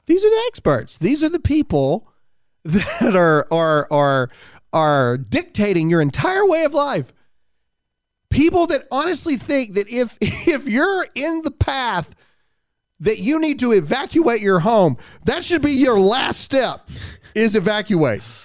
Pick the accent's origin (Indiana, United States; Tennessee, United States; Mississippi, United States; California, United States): Mississippi, United States; now in South Carolina, United States; I was born and raised in Mississippi, but I choose South Carolina.